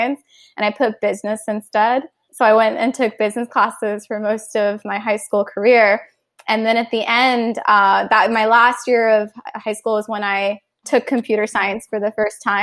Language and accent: English; Cupertino, California, United States; also born or lived in South India / East Coast, United States; I grew up mostly in South Bay, California, in Cupertino. And that's where I went to high school as well.